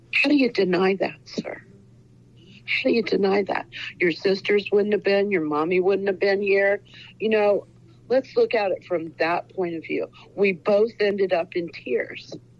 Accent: Ohio, United States; now in Bonita Springs, United States; I was born in Ohio and mostly raised in the Ohio

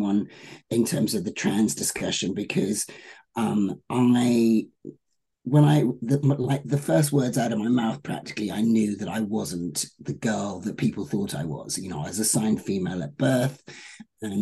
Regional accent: United Kingdom; now in Los Angeles, United States; As a Brit

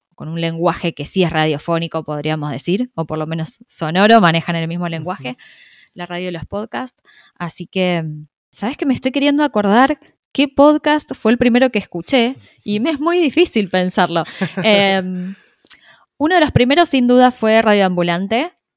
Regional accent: Argentina; yo soy argentina, vivo en Buenos Aires

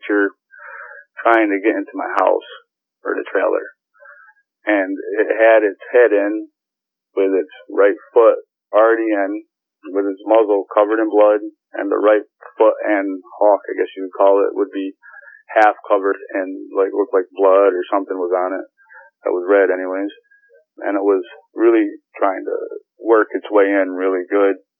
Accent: Saratoga Springs, New York, United States; I'm from New York. I was born in Saratoga, born and raised New Yorker

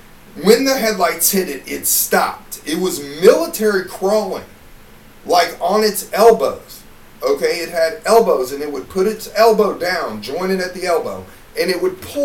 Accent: Cleveland, Ohio, United States; also born or lived in Indiana; Because I'm from up north, you know. I was born in Cleveland, and then I, lived in Indiana.

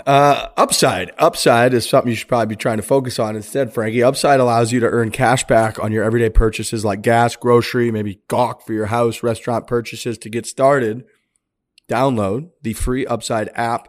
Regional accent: St. Louis, Missouri, United States; I'm from Saint Louis

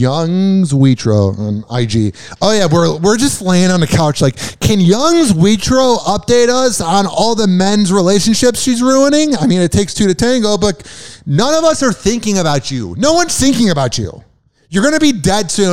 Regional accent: Chicago, Illinois, United States; I'm from Chicago

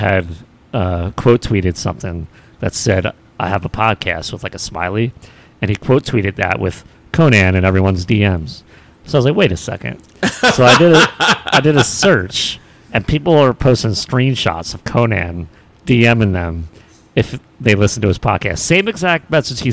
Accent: Philadelphia, Pennsylvania, United States; the great city of Philadelphia.

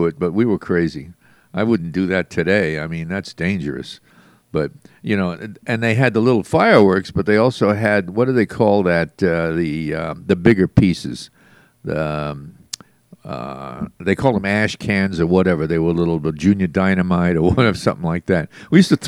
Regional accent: New York City, New York, United States; I was born up in Brooklyn

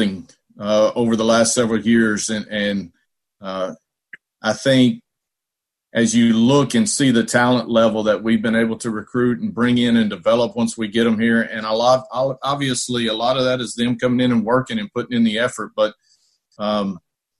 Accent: Dallas, Texas, United States; now in Tulsa, United States; I was born right there in Dallas.

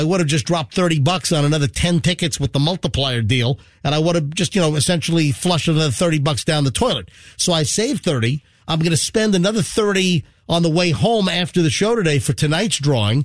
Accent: Tampa Bay, Florida, United States; We're from Tampa Bay

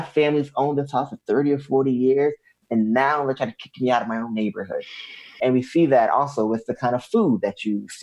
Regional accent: the South, United States; growing up in the South

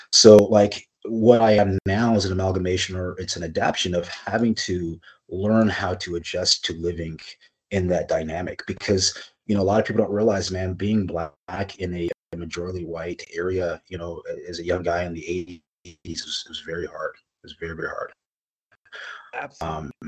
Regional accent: California, United States; now in Kirkland, United States; When I came from California, California, the melting pot, you know, like I I spoke Spanish.

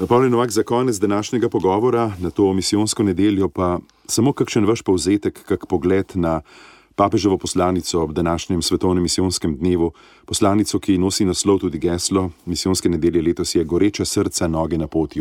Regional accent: Slovenia; smo Slovenci zelo ponosni na slovenske misionarke in misionarje

